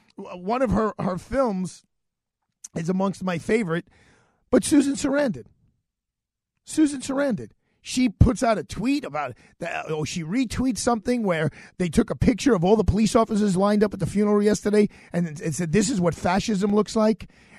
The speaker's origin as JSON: {"language": "English", "town": "New York City", "region": "New York", "country": "United States", "said": "I'm just going to tell you how I see things as a New Yorker."}